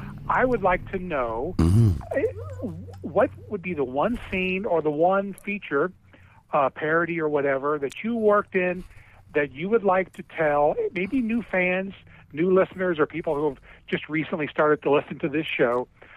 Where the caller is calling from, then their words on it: Cincinnati, Ohio, United States; from Cincinnati.